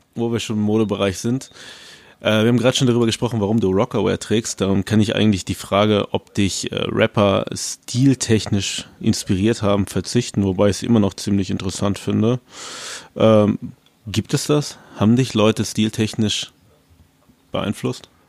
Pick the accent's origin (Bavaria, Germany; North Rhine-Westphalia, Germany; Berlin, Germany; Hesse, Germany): North Rhine-Westphalia, Germany; Paderborn; Ich komme aus der Hip-Hop-Stadt Paderborn.